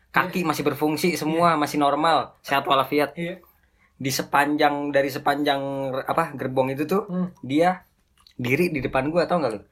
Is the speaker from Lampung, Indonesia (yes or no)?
no; Tebet, Jakarta, Indonesia; Gue kan, gue kan dari Tebet ya. Tebet itu kan uh, istilahnya masih sepi lah.